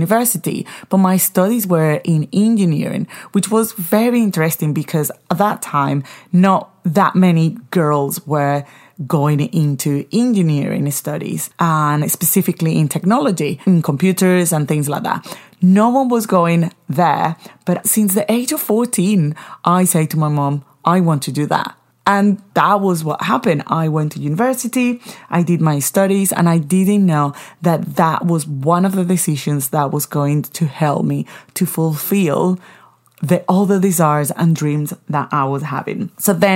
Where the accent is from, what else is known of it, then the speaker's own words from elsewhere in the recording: Caracas, Capital District, Venezuela; first language Spanish; English is a second language; moved away; also born or lived in England; I am originally from Caracas, Venezuela